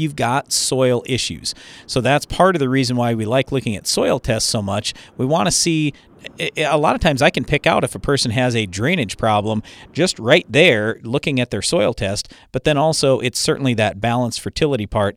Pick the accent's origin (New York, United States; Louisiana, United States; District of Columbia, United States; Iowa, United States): Iowa, United States; I was born in Iowa